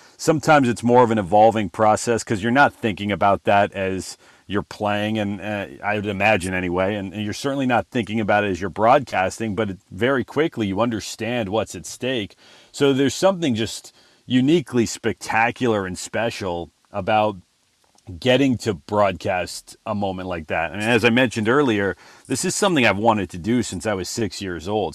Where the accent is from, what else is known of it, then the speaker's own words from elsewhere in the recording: Southern California, United States; moved away as an adult; also born or lived in Corpus Christi, Texas; I grew up in Southern California